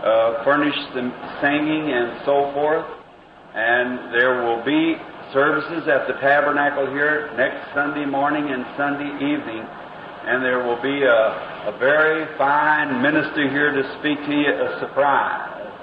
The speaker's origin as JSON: {"language": "English", "region": "Indiana", "country": "United States", "tie": "born or raised there", "also_born_or_lived": "Kentucky", "said": "near my hometown where I was born and raised. They're born, and I was raised here in Indiana."}